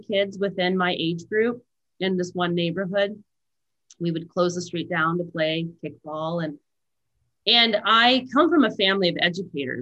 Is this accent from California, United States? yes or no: yes; Valley Center, California, United States; also born or lived in Escondido, California; now in Santa Barbara, United States; I was born in North County, San Diego, and my mom and dad lived on an avocado ranch in a trailer